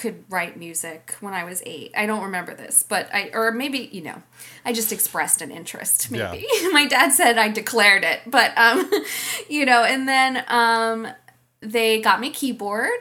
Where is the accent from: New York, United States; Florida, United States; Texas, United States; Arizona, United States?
New York, United States; New York City; I grew up in New York City, and as I mentioned, my dad's a painter